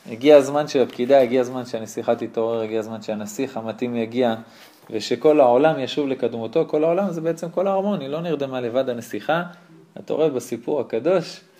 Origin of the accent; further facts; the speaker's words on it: Israel; אני, הוא הונגרי שגדל פה, אני הונגרי שגדל פה, רק אני גם מקיים מצוות.